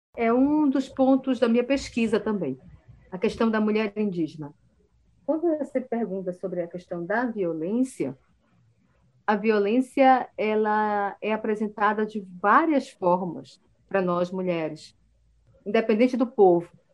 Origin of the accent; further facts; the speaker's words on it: Belém do Solimões, Amazonas, Brazil; eu nasci numa aldeia indígena no Alto Solimões, chamada Belém de Solimões